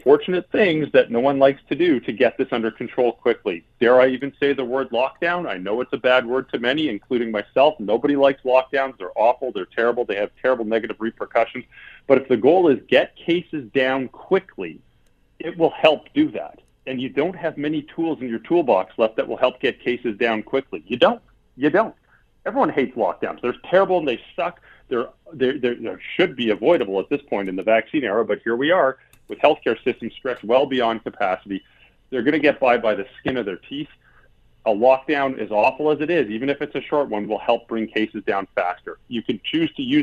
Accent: Alberta, Canada; moved away; I'm from Alberta. That's my home province.

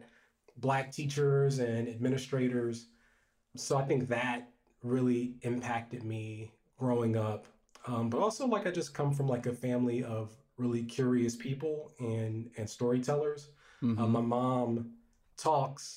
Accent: Columbus, Ohio, United States; I'm from Columbus, Ohio, which I thought was a big town growing up

